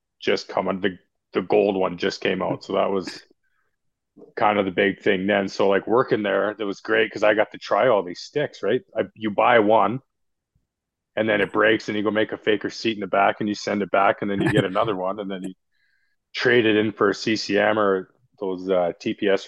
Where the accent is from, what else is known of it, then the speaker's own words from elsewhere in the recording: Williams Lake, British Columbia, Canada; I'm from Williams Lake.